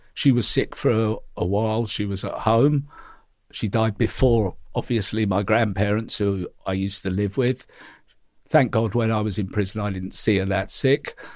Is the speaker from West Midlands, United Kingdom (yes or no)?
no; London, United Kingdom; growing up in the East End